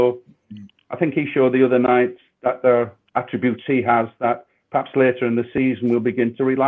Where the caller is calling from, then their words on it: Rotherham, Yorkshire and the Humber, United Kingdom; And I'm glad I'm live from Rotherham and speaking to you guys eventually.